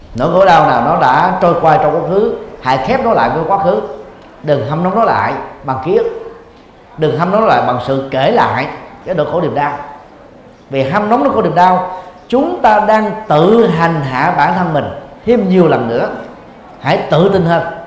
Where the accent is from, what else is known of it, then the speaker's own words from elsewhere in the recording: Vietnam; Việt Nam mình